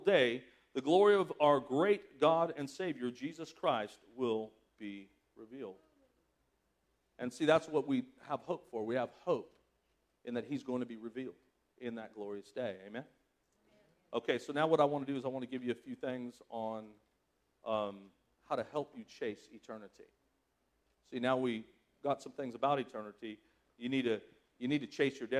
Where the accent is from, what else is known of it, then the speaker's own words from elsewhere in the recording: Southern California, United States; moved away as an adult; I was from Southern California